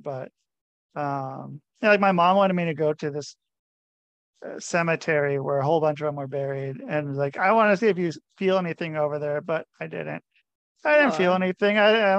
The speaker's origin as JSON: {"language": "English", "town": "Portland", "region": "Oregon", "country": "United States", "also_born_or_lived": "Minneapolis / Damascus, Oregon / Boring, Oregon", "moved": "as an adult", "said": "I'm from Portland, Oregon."}